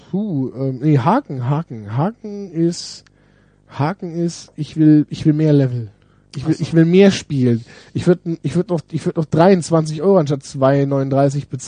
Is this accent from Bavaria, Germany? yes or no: no; Düsseldorf, North Rhine-Westphalia, Germany; Ich komme ja aus Düsseldorf. wir haben hier so, so Siedlungen mit, die, mit Japanern.